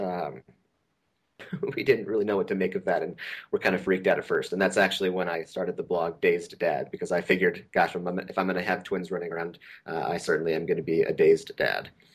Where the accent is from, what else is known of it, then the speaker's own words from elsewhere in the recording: Pacific Northwest, United States; moved away as an adult; also born or lived in southern Idaho / Princeton, New Jersey / Decatur, Georgia; now in Bay Area, United States; I grew up in the Pacific Northwest